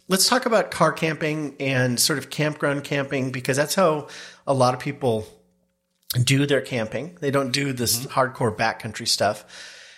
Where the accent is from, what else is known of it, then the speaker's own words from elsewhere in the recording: the Northwest, Pacific Northwest, United States; growing up in the Northwest, both of us, camped a lot